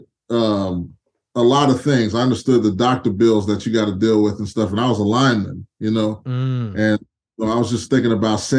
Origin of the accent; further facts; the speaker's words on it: Houston, Texas, United States; I'm from Houston originally.